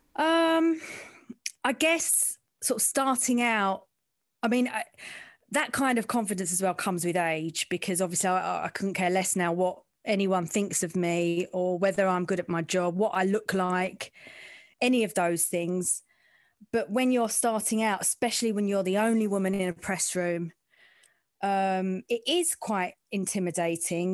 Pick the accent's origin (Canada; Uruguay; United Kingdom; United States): United Kingdom; London; I'm from the East End